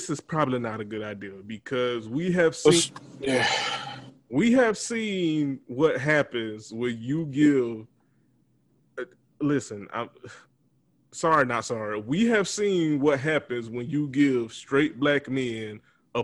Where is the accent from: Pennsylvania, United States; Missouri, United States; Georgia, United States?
Georgia, United States; Montezuma; my hometown of Montezuma, Georgia